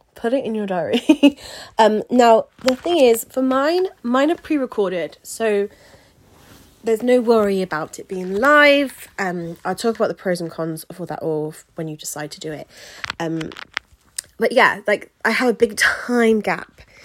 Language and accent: English; Wiltshire, South West England, United Kingdom; my hometown in Wiltshire. So, well, home county